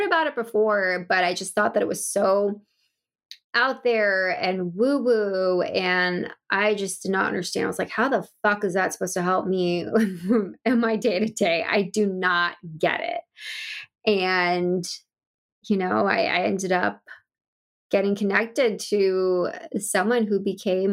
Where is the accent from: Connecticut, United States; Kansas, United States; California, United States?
California, United States; Bay Area; I ended up moving back to the Bay Area in California, where I'm from